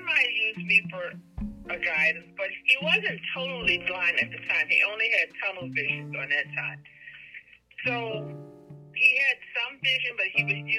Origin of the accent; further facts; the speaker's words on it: Slidell, Louisiana, United States; I'm 60 years old and I'm from Slidell, Louisiana